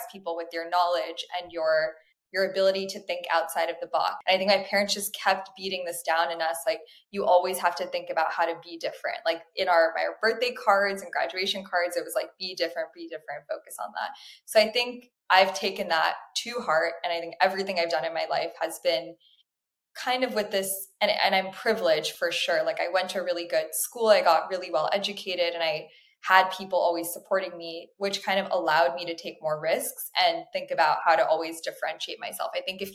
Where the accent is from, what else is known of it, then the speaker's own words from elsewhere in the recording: Miami, Florida, United States; I was born in Miami, which is, a lot of people are surprised to hear that, but that's where my parents chose to raise our very Indian family.